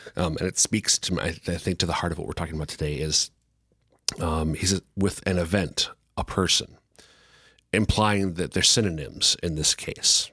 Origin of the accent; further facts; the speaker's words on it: central Minnesota, United States; now in Sioux Falls, United States; I'm from, from central Minnesota